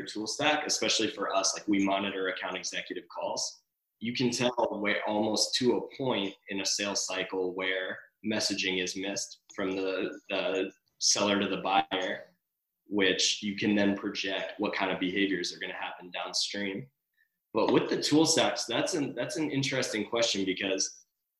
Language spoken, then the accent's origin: English; Atlanta, Georgia, United States; now in Los Angeles, United States; I'm originally from Atlanta, Georgia